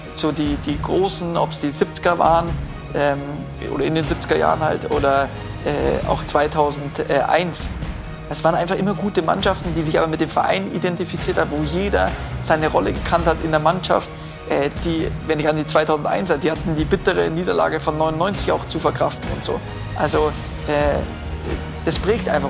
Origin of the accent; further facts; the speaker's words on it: Munich, Bavaria, Germany; Ich bin gebürtiger Mündner